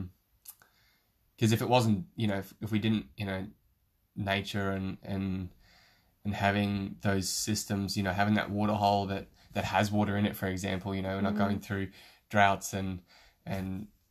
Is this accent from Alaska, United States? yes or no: yes; Alaska, United States; moved away; I grew up in Alaska for about 7 years and I sort of spent my formative years there during high school.